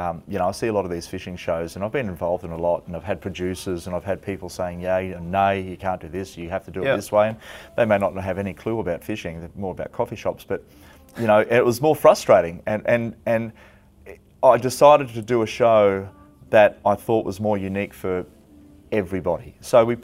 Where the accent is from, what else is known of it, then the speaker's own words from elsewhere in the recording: Gold Coast, Queensland, Australia; also born or lived in Boonah, Queensland; growing up on the Gold Coast